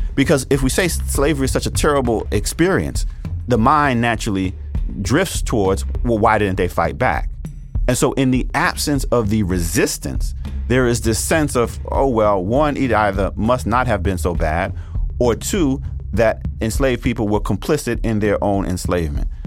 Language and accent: English; New York City, New York, United States; I'm originally from Brooklyn, New York, and there was no discussion of slavery in the public schools that I went to in New York City